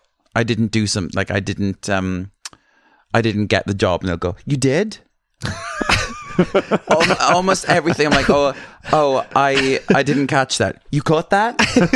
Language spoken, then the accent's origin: English; Wales, United Kingdom; moved away; I am from Wales, yes.